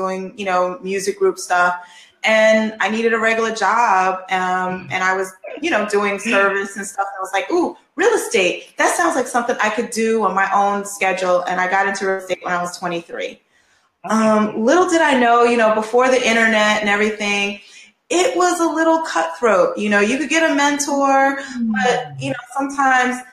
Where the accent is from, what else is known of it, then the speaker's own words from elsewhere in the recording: New York City, New York, United States; also born or lived in Brooklyn, New York; now in California, United States; I'm born in Brooklyn, but I grew up in Harlem